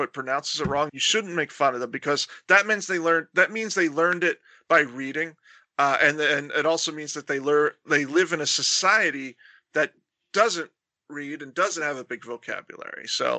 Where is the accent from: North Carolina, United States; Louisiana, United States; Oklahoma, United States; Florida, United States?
Florida, United States; moved away as an adult; also born or lived in Massachusetts; There's many words that I don't pronounce well because, like, I grew up in Florida